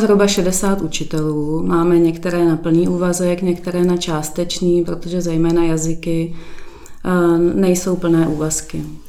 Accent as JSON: {"language": "Czech", "region": "Prague", "country": "Czechia", "tie": "born or raised there", "moved": "as an adult", "lives_now": "Šestajovice, Czechia", "said": "původem jsem z Prahy 8"}